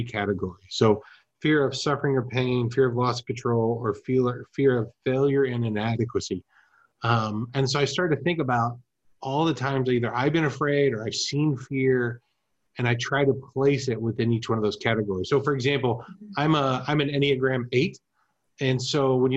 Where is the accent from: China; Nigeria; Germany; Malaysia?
Germany; moved away; I grew up in Germany